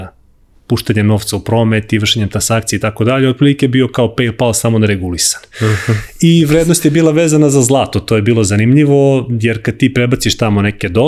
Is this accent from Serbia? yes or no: yes; Serbia; zato što si mhm. iz Srbije, to jest iz Jugoslavije tada.